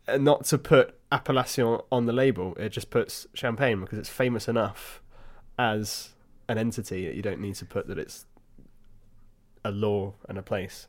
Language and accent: English; Hampshire, South East England, United Kingdom; I was born in Hampshire